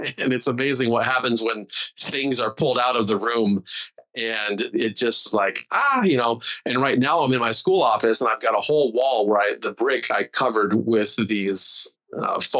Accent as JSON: {"language": "English", "town": "Walla Walla", "region": "Washington", "country": "United States", "said": "I come from Walla Walla, Washington"}